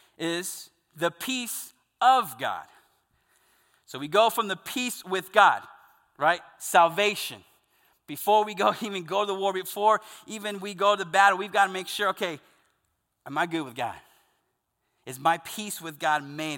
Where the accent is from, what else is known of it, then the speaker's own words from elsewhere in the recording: the South, United States; I grew up Southern Baptist in the South